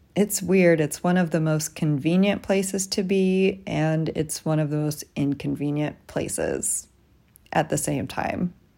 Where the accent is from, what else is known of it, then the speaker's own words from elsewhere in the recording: Tucson, Arizona, United States; moved away as an adult; also born or lived in New York City; I came out here from Tucson, where I grew up